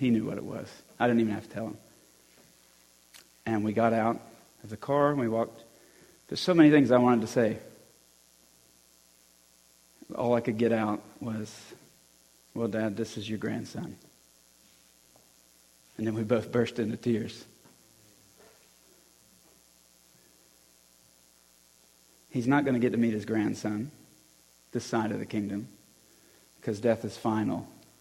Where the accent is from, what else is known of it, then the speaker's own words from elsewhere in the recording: Alabama, United States; moved away; I'm from Alabama